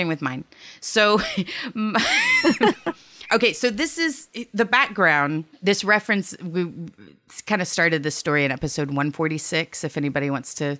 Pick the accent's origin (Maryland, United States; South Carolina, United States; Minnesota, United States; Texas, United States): Texas, United States; I'm from Texas. Like, I was raised by Stanley House.